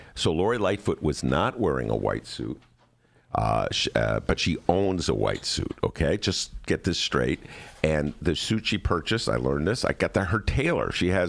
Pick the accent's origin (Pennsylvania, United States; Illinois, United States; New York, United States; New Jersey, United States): Illinois, United States; Chicago; I guess I'm from Chicago, so I'm not going to walk out if he trashes California.